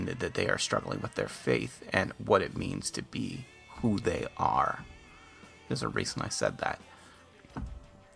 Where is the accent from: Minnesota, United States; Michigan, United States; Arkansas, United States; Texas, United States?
Michigan, United States; Ann Arbor; also born or lived in Sault Ste. Marie, Michigan; I had left my hometown of Ann Arbor, Michigan